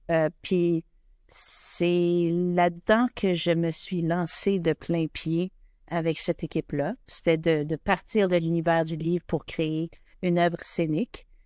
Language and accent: French; Winnipeg, Manitoba, Canada; je suis originaire de Winnipeg, de Saint-Boniface.